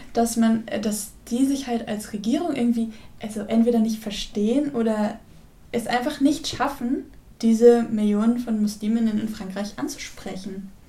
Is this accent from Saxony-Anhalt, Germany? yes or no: no; Werl, North Rhine-Westphalia, Germany; in Ferl, da wo ich herkomme